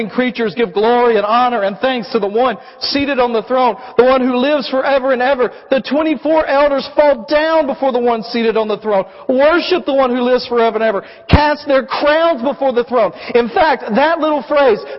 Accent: United States; we, as American Christians

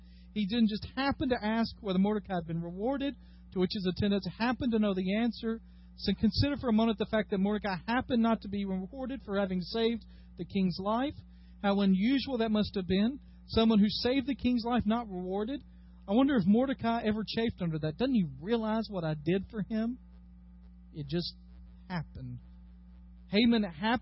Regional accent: Dyersburg, Tennessee, United States; I am from Dyersburg, Tennessee.

